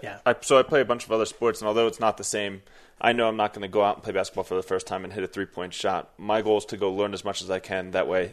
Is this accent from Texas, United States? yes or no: no; Horsham, Pennsylvania, United States; also born or lived in Philadelphia; I'm 29 years old. I'm from the suburbs of Philadelphia, from a small town called Horsham. I ended up moving to Philadelphia, so I would consider myself definitely more of a city person than outdoors